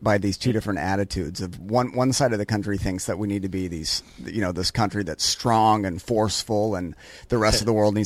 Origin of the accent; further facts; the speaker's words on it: United States; as an American